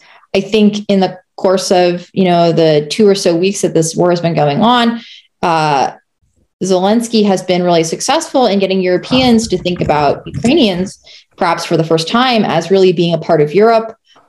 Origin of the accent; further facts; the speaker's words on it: Arizona, United States; now in Colorado, United States; a bakery in my hometown of Arizona